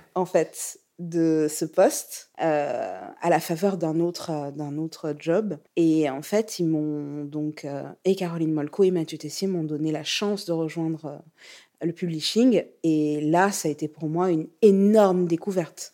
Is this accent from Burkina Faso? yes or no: yes; Burkina Faso; moved away; also born or lived in Lyon, France; je viens du Burkina